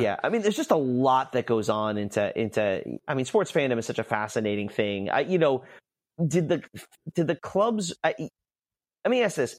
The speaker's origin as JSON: {"language": "English", "region": "New York", "country": "United States", "tie": "born or raised there", "said": "I grew up, not New York City, but I grew up in New York"}